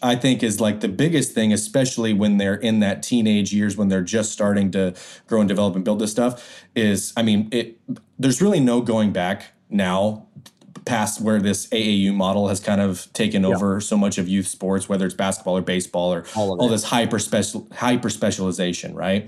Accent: Idaho, United States; I grew up in Idaho

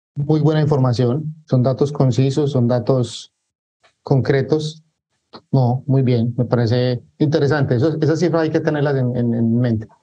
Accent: Medellín, Antioquia, Colombia; now in Barranquilla, Colombia; yo soy de Medellín, Colombia, pero actualmente vivo en Barranquilla, Colombia.

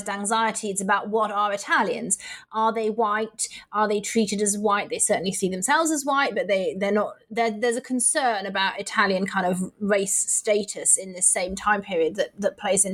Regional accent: Manchester, North West England, United Kingdom; born and raised in Manchester like me

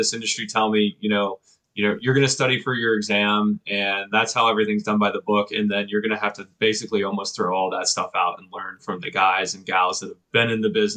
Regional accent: Pittsburgh, Pennsylvania, United States; also born or lived in Cleveland; I was born and raised in the Pittsburgh area

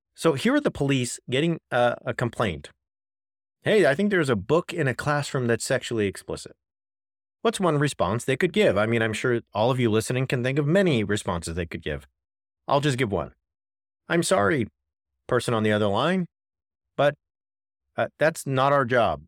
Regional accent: California, United States; I'm from California

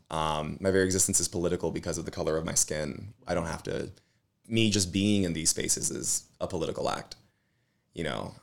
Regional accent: Los Angeles, California, United States; I grew up in East L A, Boyle Heights

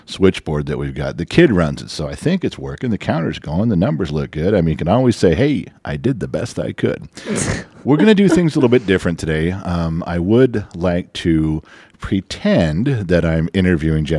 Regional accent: Los Angeles, California, United States; two kids growing up in Los Angeles, in the San Fernando Valley in the 70s and 80s

